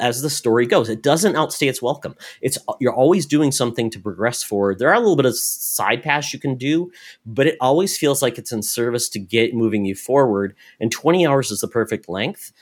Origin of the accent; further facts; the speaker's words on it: Minnesota, United States; I'm from Minnesota